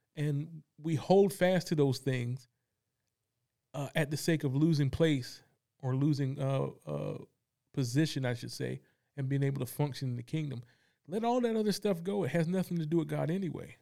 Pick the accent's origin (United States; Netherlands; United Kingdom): United States; Fayetteville, North Carolina; also born or lived in Kansas; I grew up in Fayetteville, North Carolina